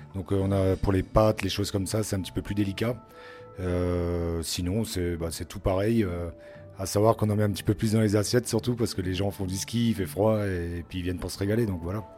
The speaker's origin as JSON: {"language": "French", "area": "Alsace", "region": "Grand Est", "country": "France", "moved": "yes", "said": "je suis alsacien"}